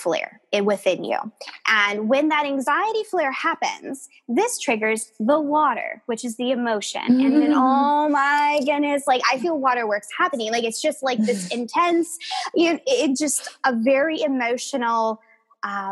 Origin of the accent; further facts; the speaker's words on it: Southern California, United States; I was born and raised in Southern California